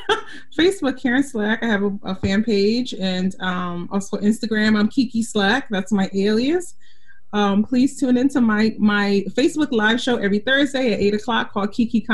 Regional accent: Philadelphia, Pennsylvania, United States; I'm originally from Philadelphia. I live in Philadelphia now. So, you know, we are a big arts town, all kinds of music.

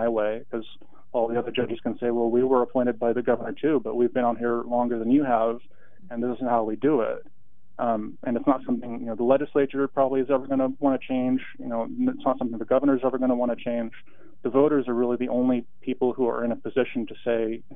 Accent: Portland, Oregon, United States; also born or lived in Walla Walla, Washington / Washington, D.C. / Salem, Oregon; I grew up in Portland in the Montevilla neighborhood, which kind of straddles northeast and southeast along 82nd.

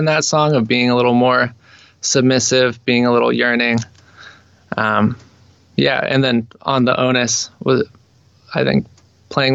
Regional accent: Ashland, Oregon, United States; I grew up in Southern Oregon, down in Ashland.

